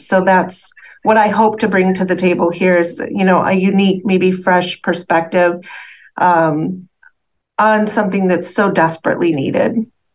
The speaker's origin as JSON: {"language": "English", "region": "Midwest", "country": "United States", "also_born_or_lived": "Chicago area", "moved": "as an adult", "said": "primarily, I'm from the Midwest"}